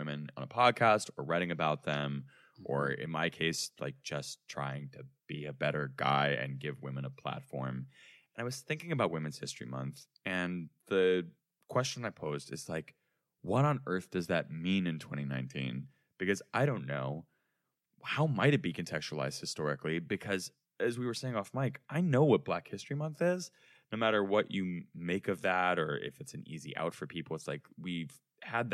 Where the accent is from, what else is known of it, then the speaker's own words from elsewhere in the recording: Chicago, Illinois, United States; We grew up in Chicago.